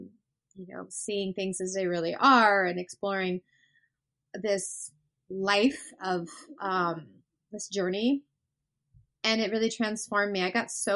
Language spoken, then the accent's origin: English; Colorado, United States; now in Seattle, United States; I'm originally from Colorado.